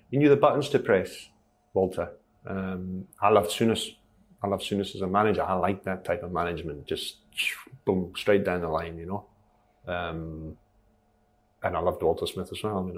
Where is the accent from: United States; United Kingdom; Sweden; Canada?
Sweden; Stockholm, Stockholm County; born there; I was well known in Sweden that I was born in Stockholm.